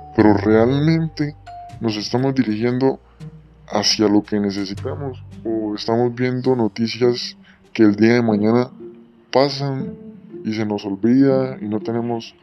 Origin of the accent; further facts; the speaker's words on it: Colombia; como sociedad, como Estado colombiano libre que somos